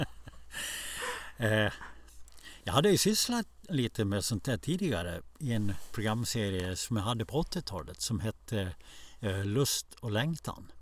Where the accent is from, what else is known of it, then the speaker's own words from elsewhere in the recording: Borlänge, Dalarna County, Sweden; also born or lived in Stockholm / Borås / Tierp; När jag växte upp i Borlänge